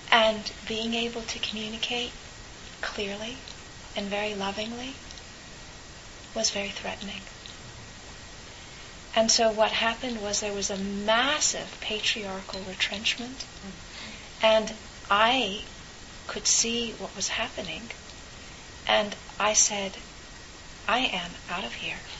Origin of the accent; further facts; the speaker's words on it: California, United States; as a a, a person growing up in California